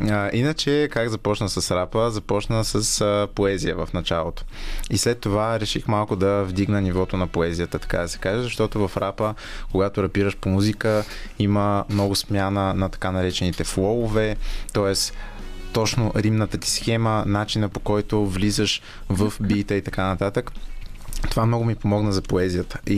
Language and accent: Bulgarian; Sofia, Sofia City, Bulgaria; also born or lived in Razsadnika-Konyovitsa, Sofia / Mladost, Sofia; и съм отраснал в обща купа